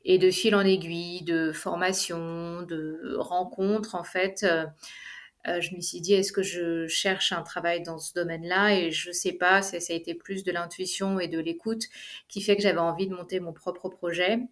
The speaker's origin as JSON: {"language": "French", "town": "Paris", "region": "Île-de-France", "country": "France", "tie": "born or raised there", "also_born_or_lived": "Dubai, United Arab Emirates", "moved": "as an adult", "lives_now": "Zurich, Switzerland", "said": "je suis d'origine française puisque je suis née à Paris, j'ai habité à Paris"}